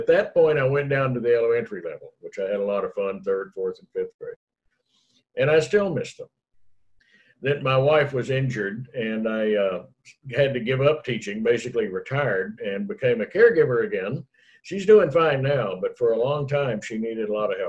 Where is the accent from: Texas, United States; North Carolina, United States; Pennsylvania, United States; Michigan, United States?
Texas, United States; Killeen; also born or lived in Dallas, Texas; I was in my hometown of Killeen, Texas, near Fort Hood